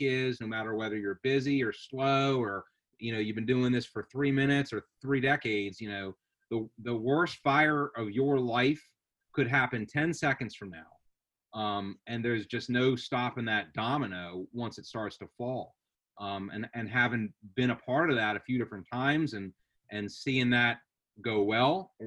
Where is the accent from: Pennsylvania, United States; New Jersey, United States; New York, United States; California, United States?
Pennsylvania, United States; 10 minutes from Center City, Philadelphia; I was 10 minutes from Center City, Philadelphia